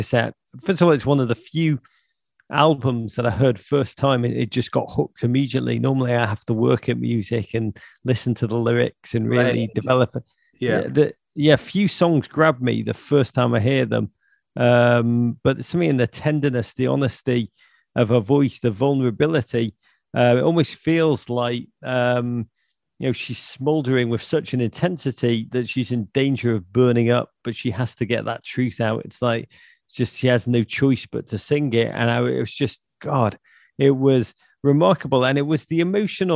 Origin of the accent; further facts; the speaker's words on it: Liverpool, North West England, United Kingdom; I grew up in Liverpool